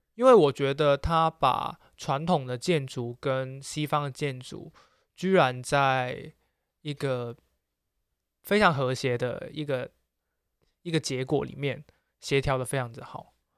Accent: Macau; moved away; 小时候在澳门，然后看香港的 T V B 嘛

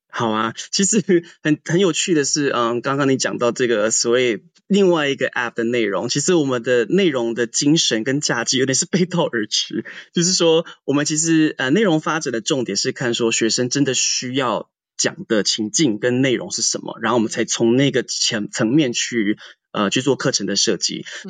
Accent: Taitung County, Taiwan; moved away as an adult; also born or lived in New York, United States; 我也是，就是台湾土生土长的台东人

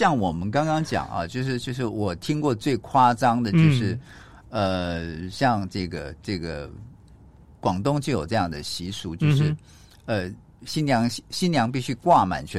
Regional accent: Taiwan; 像我们台湾人是满月

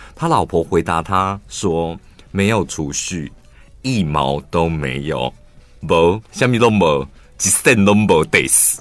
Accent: southern Taiwan, Taiwan; moved away as an adult; also born or lived in Taipei; 我现在我南部上来打拼

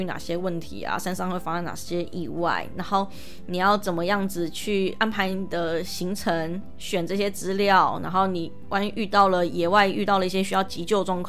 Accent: Taiwan; 就像是我说，我们台湾人大部分都只知道登山就是健行，但其实登山不只是健行。

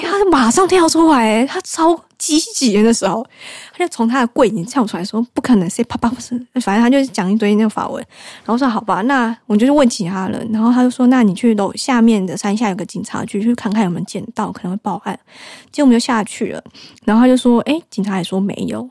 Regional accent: Taiwan; moved away as an adult; also born or lived in France; 从小在台湾

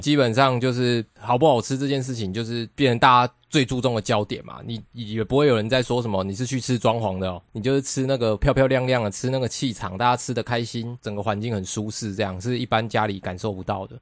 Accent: Nantou County, Taiwan; moved away; 我小时候是在南投长大。对。然后我们在南投的时候，就是可能你们家附近就有一些面摊

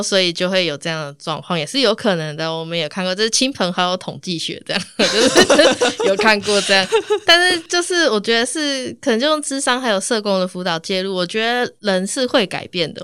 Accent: Tainan, Taiwan; 我是台南人

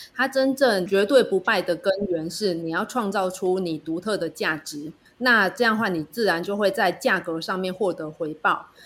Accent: Penghu County, Taiwan; 我是从澎湖来的，住在海边

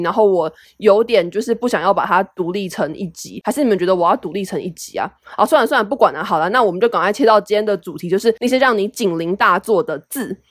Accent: Taiwan; 因为台湾人没有人会说视频，我们从小到大都是说影片

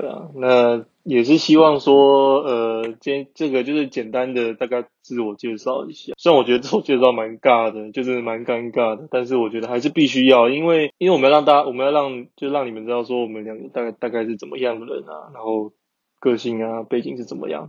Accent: Taiwan; moved away as an adult; now in Germany; 很常就是德国台湾两边跑，因为我就是会想家的人

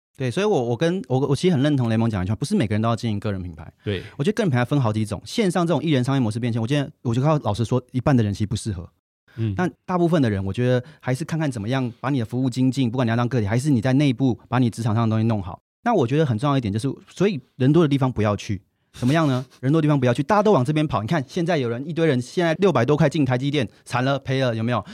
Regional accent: Taiwan; 我是台湾人，在新加坡的报纸写评论东南亚文章

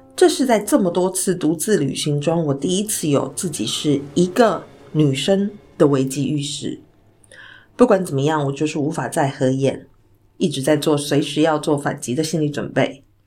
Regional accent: Taiwan; 我来自台湾

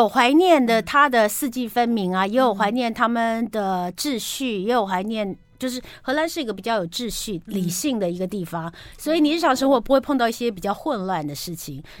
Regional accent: Taiwan; cod 不是我们台湾人所谓的这个扁鳕或圆鳕

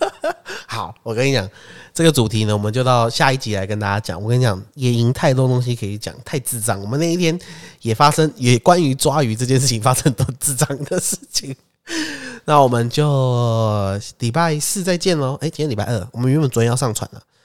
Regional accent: Taipei, Taiwan; 我台北人呢

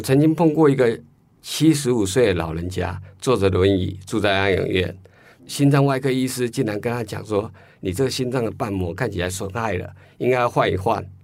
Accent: Taiwan; 我们台湾人

